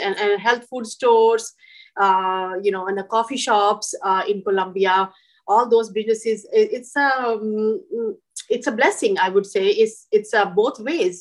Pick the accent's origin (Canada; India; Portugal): India; moved away as an adult; now in Columbia, Missouri, United States; I grew up in India.